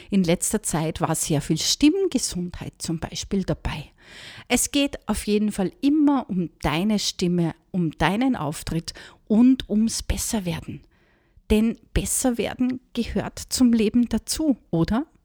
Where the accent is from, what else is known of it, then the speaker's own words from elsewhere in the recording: Austria; der scheint wohl gerade eine Laus über die Leber gelaufen zu sein, sagt man bei uns in Österreich, wenn jemand ganz schlecht drauf ist.